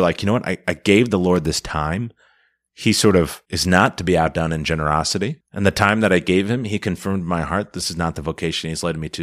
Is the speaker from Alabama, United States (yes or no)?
no; Milwaukee, Wisconsin, United States; also born or lived in Minnesota / Chicago / Rome; born and raised in the Archdiocese of Milwaukee, and, uh, went to Jesuit High School here